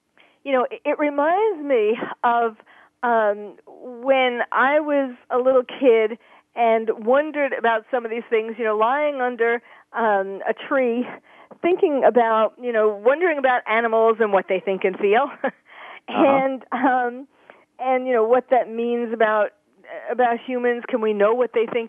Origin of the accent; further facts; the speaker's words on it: New York City, New York, United States; also born or lived in Bronx, New York / Long Island, New York; I was born in the Bronx, grew up in Queens